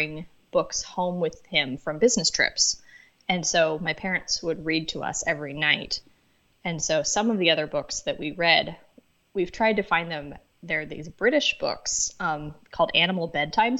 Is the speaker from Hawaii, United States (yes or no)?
no; Leavenworth, Kansas, United States; now in Florida, United States; I grew up in Leavenworth, Kansas